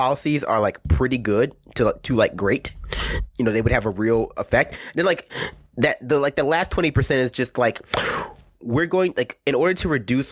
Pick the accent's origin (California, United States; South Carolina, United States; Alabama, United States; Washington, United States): South Carolina, United States; Columbia; I'm from Columbia, South Carolina